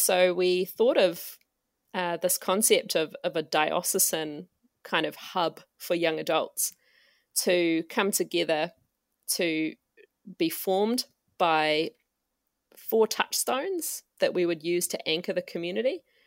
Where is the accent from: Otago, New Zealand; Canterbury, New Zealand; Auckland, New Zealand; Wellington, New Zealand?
Auckland, New Zealand; I am from, uh, Tamaki Makoto